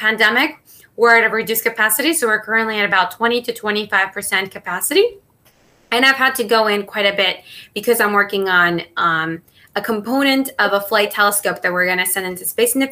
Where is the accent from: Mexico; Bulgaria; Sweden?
Mexico; first language Spanish; English is a second language; moved away as an adult; also born or lived in Maryland; now in United States; I was born and raised in Mexico